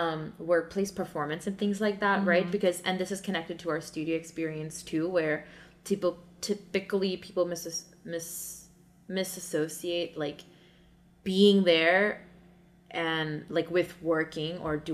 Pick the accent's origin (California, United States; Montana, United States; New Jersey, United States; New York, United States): New York, United States; because you're walking really slowly, and it's like, I'm from New York and it's really bothering me.